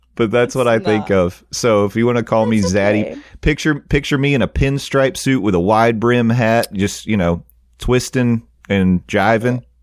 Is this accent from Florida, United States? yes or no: no; Tennessee, United States; I am from Tennessee